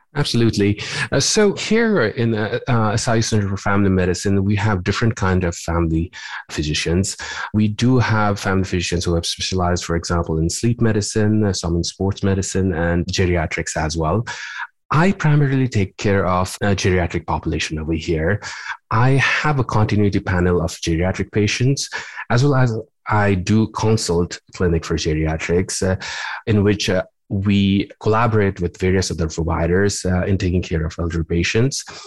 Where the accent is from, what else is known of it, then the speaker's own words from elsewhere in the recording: Nepal; moved away as an adult; also born or lived in Louisiana, United States / California, United States; now in Illinois, United States; my training goes back to uh, my home country of Nepal. I did my med school over there